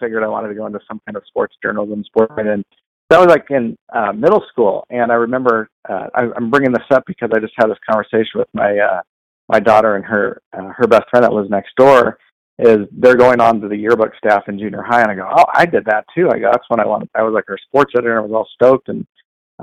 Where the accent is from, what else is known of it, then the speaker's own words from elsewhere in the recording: Cupertino, California, United States; also born or lived in San Luis Obispo, California / Pismo Beach, California / Pleasanton, California; when I was 16 years old, growing up in Cupertino